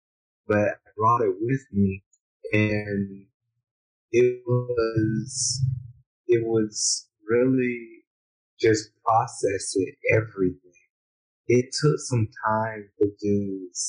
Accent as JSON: {"language": "English", "country": "United States", "tie": "born or raised there", "moved": "as an adult", "lives_now": "Honduras", "said": "growing up in America"}